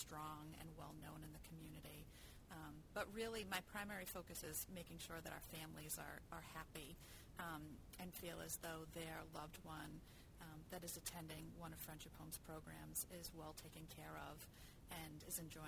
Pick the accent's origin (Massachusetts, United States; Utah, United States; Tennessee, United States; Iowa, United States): Massachusetts, United States; Braintree; now in Marshfield, United States; I grew up in Braintree